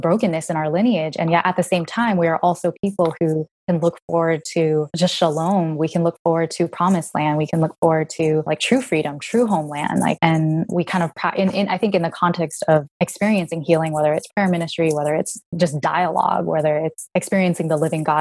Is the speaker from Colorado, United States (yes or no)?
no; San Jose, California, United States; I was born in San Jose in California